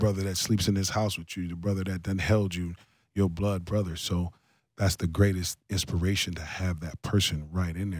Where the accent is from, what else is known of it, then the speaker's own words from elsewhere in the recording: Columbus, Ohio, United States; my hometown, Columbus, Ohio